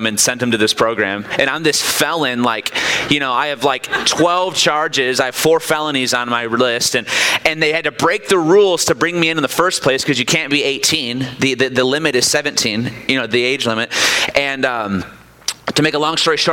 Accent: Michigan, United States; now in Kansas City, United States; I'm originally from Michigan

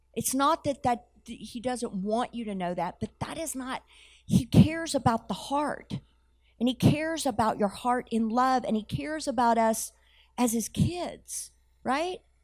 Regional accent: United States; I had an understanding as an American that Jesus was the Son of God.

